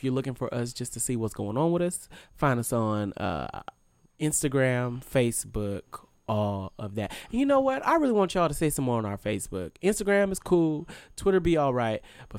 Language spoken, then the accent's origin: English; California, United States; now in Los Angeles, United States; So since I live in Los Angeles now, but I'm from the Bay Area, I do not always get to go up to the Bay as often as I would like.